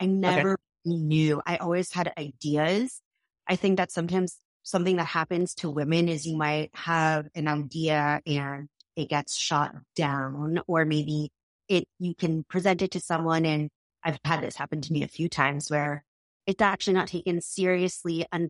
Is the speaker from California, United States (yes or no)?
no; Massachusetts, United States; I grew up in Massachusetts.